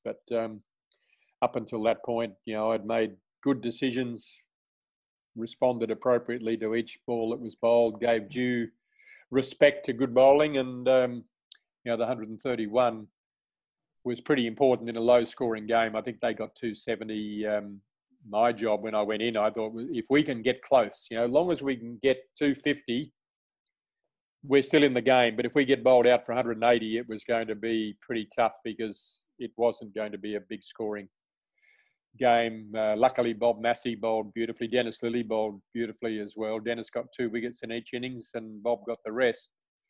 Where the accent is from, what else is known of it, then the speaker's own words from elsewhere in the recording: Australia; being my first tour as an Australian player to England was a highlight.